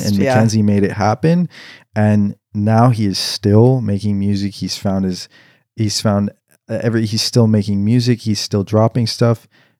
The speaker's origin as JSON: {"language": "English", "region": "Washington", "country": "United States", "said": "Like, it's funny because I came from the Northwest. I came from like Washington. And, you know, everybody in Washington, nobody likes country here, just to inform the viewers."}